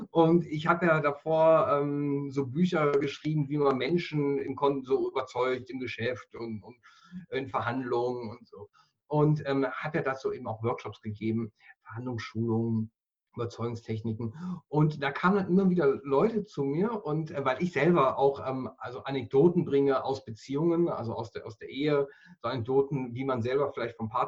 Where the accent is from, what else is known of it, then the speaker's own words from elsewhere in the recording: North Rhine-Westphalia, Germany; Ich bin, ich bin in Mal aufgewachsen. Das ist, wenn du weißt, Mal, Ruhrgebiet, das ist die Farbe Königsblau-Weiß.